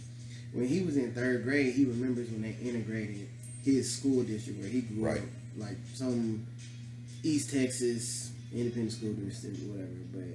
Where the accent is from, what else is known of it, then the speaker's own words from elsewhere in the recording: Vietnam; I'm from Vietnam. We gotta stick together because we look kind of alike.